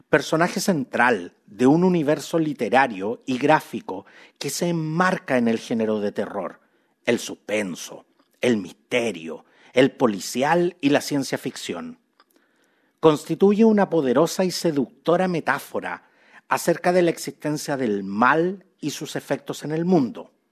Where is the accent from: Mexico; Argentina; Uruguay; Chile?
Chile; Los chilenos somos súper buenos para, admirar cuánto talento foráneo existe